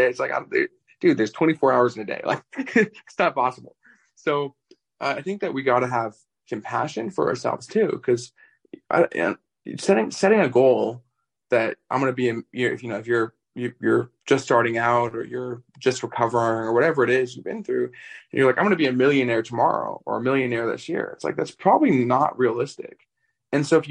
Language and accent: English; Vancouver, British Columbia, Canada; moved away as an adult; now in Las Vegas, United States; I'm from Canada originally. I moved out to Las Vegas like 5 or 6 years ago. And over Christmas, I went back to Vancouver